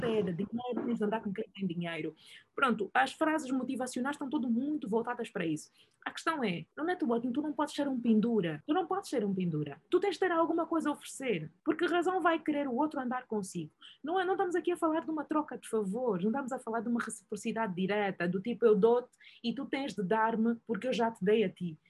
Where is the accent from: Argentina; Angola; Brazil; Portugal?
Angola; eu sou angolano